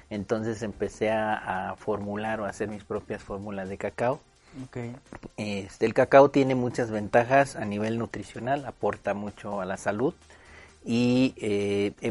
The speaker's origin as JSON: {"language": "Spanish", "region": "Morelos", "country": "Mexico", "tie": "born or raised there", "moved": "as an adult", "lives_now": "León, Mexico", "said": "yo soy originario del estado de Morelos. Nací en el oh. estado de Morelos y vivo aquí en León desde hace nueve años."}